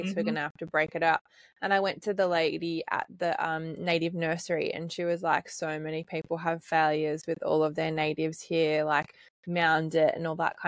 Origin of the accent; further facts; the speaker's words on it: Nelson Bay, New South Wales, Australia; I grew up in Nelson Bay, so I'm familiar with that kind of area